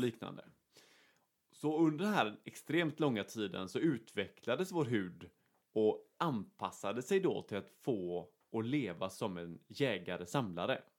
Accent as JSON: {"language": "Swedish", "country": "Sweden", "said": "vi är två svenskar"}